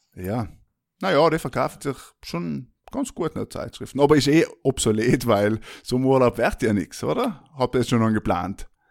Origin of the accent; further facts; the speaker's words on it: South Tyrol, Trentino-Alto Adige, Italy; wir sind aus Südtirol, beide